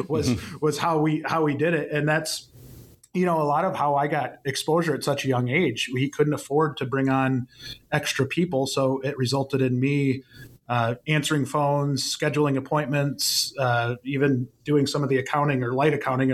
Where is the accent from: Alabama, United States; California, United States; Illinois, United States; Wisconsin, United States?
Wisconsin, United States; about an hour from Madison, a small town in; I'm from a very, very small town in Wisconsin, kind of about, for those familiar with Wisconsin, about an hour away from Madison